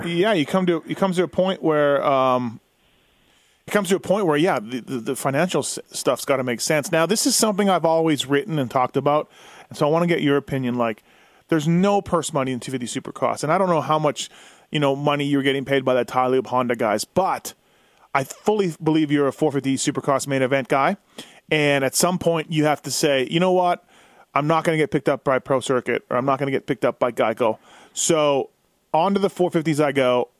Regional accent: Manitoba, Canada; I'm from Manitoba and raced in District 23 a lot when I was growing up

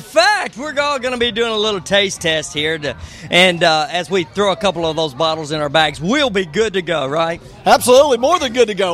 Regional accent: Sonoma County, Northern California, United States; Northern California, so it's Sonoma, Sonoma County

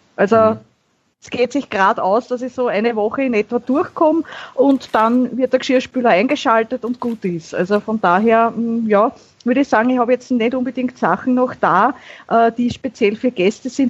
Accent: Vienna, Austria; Ich bin eine Wienerin

